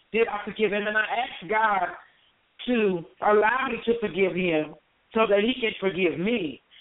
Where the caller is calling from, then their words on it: Las Vegas, Nevada, United States; I'm calling from Las Vegas, Nevada